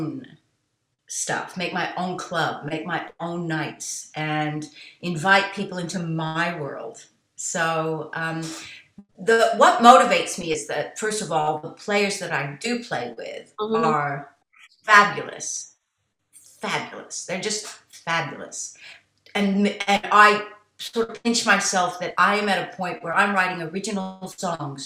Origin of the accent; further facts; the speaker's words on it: United States; I was born in America